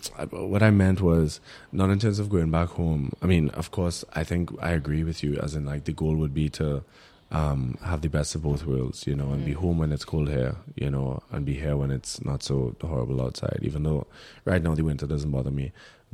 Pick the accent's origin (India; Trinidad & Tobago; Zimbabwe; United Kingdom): Trinidad & Tobago; now in Germany; I'm Trinidadian, my passport